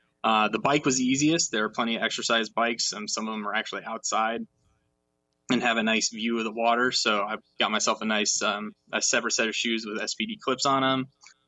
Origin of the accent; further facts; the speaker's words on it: Seattle, Washington, United States; I grew up in Seattle. Or near Seattle, and every year there's this festival called Seafair.